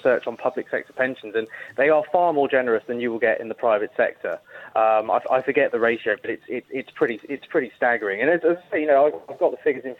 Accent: Milton Keynes, South East England, United Kingdom; my hometown of Milton Keynes

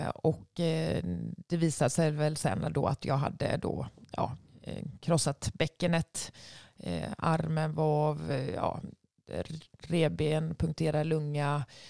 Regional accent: Sweden; hemma i Sverige

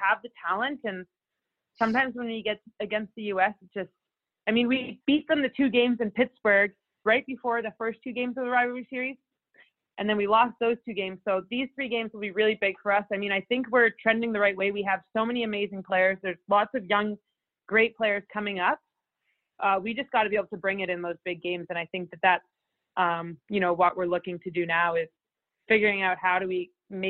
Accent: Toronto, Ontario, Canada; I'm from Toronto area, so girls hockey was started a little bit earlier. So, yeah, from the age that I was 5, I was playing girls hockey.

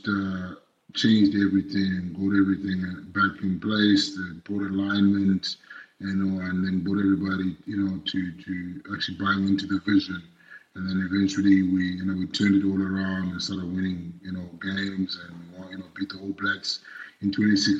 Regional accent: Zimbabwe; moved away as an adult; now in South Africa; I was born and raised in Zimbabwe.

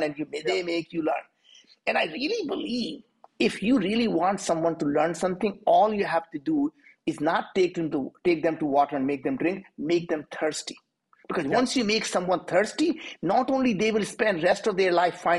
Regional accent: India; moved away as an adult; now in United States; I'm from India.

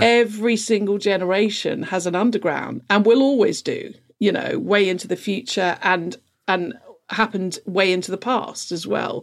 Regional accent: London, United Kingdom; I grew up in London

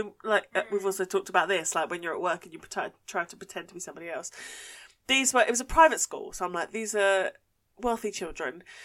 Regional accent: Essex, East of England, United Kingdom; accent: Essex; And people know I'm from Essex. It's not like I hide my accent or anything

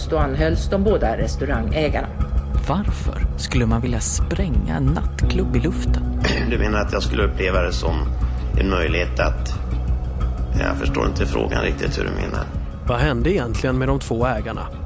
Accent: Stockholm, Stockholm County, Sweden; Som stockholmare då och som jag driver restaurang på Regeringsgatan så är det så här, ganska...

